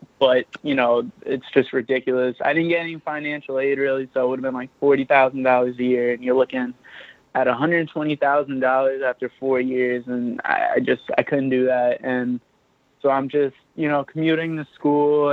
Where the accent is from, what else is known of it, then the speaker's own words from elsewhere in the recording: Yonkers, New York, United States; I'm from Yonkers, New York.